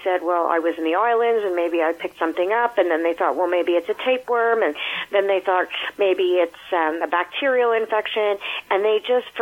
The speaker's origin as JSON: {"language": "English", "town": "Montreal", "region": "Quebec", "country": "Canada", "tie": "born or raised there", "said": "I live in Montreal, Quebec. I've been here all my life. I've grown up here."}